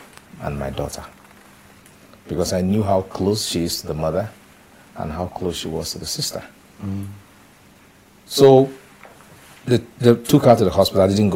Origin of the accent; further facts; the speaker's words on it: Achi, Enugu State, Nigeria; moved away; I'm from Achi, Ijiriva, local government of Enugu State